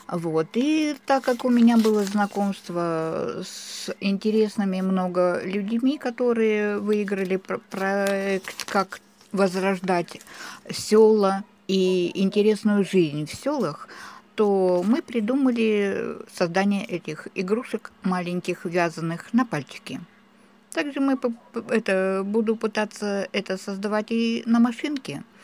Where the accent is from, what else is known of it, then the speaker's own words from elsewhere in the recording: Donbas, Ukraine; now in Nevezhkino, Russia; Проживаю в селе Невешкино уже шестой год. Приехали сюда. Мы из Донбасса с семьей моей дочери.